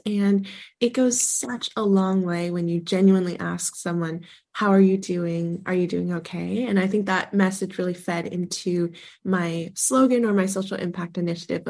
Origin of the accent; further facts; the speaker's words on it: Sonoma County, California, United States; my hometown of Sonoma County